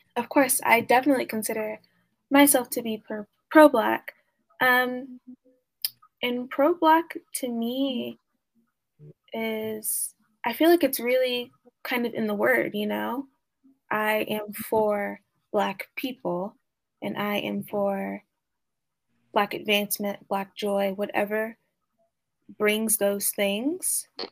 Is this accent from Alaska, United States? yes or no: no; Oklahoma, United States; growing up in Oklahoma